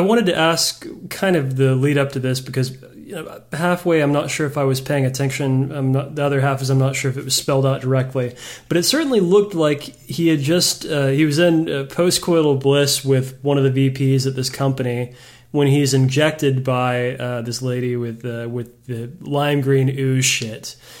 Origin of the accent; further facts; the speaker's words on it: Texas, United States; As a Texan